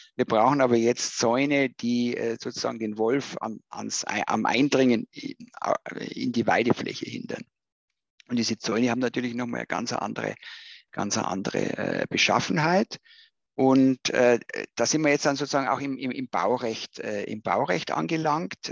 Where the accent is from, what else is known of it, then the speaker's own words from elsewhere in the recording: Bavaria, Germany; als äh, Bayer